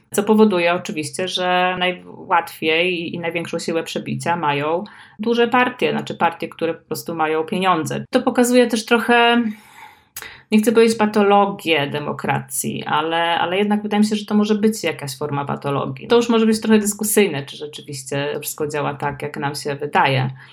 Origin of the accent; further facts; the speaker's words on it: Słupsk, Pomeranian Voivodeship, Poland; ja się urodziłam w Słupsku